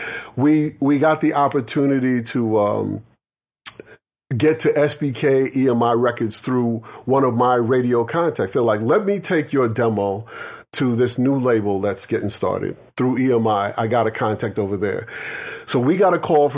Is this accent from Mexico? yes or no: no; New York City, New York, United States; also born or lived in Syracuse, New York; I'm a straight up New York guy. I'm a straight up Brooklyn Bronx guy